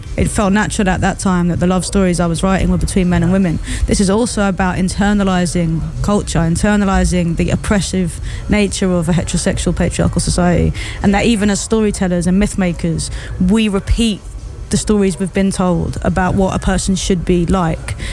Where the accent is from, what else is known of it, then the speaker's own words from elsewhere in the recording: United Kingdom; as a Brit